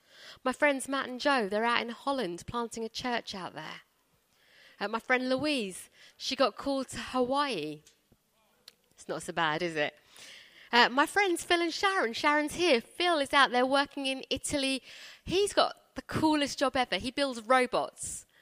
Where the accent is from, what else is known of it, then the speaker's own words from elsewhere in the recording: India; born there; I was born in India. I don't feel God calling me to India.